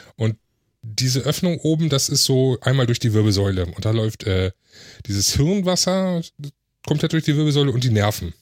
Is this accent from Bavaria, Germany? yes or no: no; Hamburg, Germany; komme gebürtig aus Hamburg, wohne jetzt im Speckgürtel von Hamburg